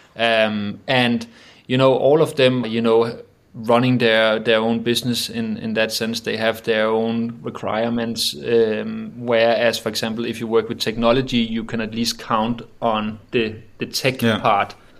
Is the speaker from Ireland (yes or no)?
no; Roskilde, Zealand, Denmark; also born or lived in Copenhagen; myself got raised and born in a, in a small city called uh, Roskilde